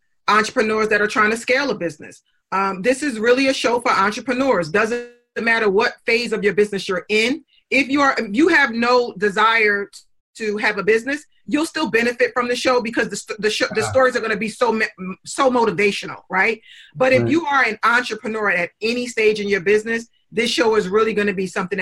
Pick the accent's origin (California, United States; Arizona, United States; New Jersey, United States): New Jersey, United States; Newark; I came from Newark, New Jersey, and there weren't a lot of mentors in my community